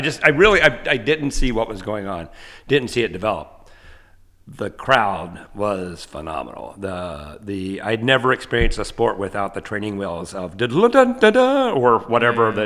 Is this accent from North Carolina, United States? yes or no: yes; Asheville, North Carolina, United States; moved away as an adult; also born or lived in Georgia / Iowa; now in Nashville, United States; I grew up uh, in Asheville, North Carolina